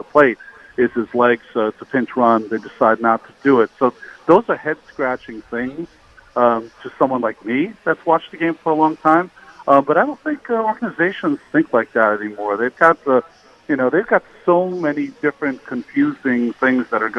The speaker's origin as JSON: {"language": "English", "region": "Massachusetts", "country": "United States", "moved": "yes", "said": "I'm from Massachusetts"}